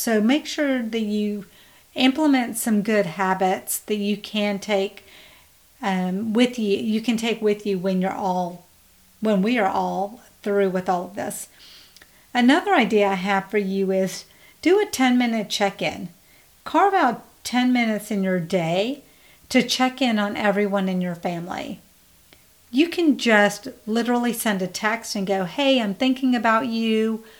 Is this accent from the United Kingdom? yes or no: no; India; We actually don't have coffee, we drink tea. We're Indian, so we drink tea.